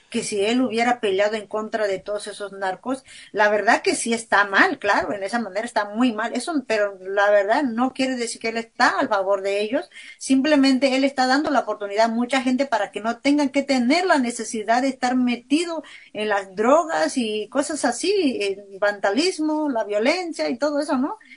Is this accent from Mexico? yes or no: yes; Mexico; Porque me lastima ver mi pueblo. Yo soy una mexicana que se lastima.